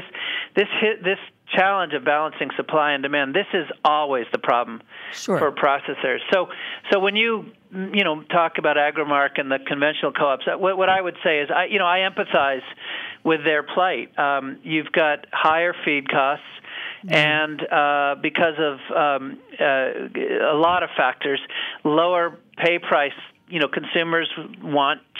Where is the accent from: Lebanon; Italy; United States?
United States; New Hampshire; born or raised there